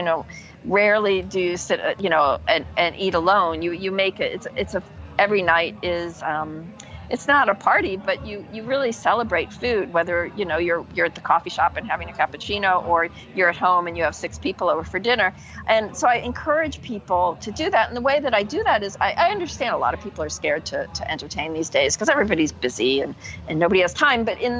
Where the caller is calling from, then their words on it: Umbria, Italy; I'm speaking here from Umbria, my house in Italy, in the countryside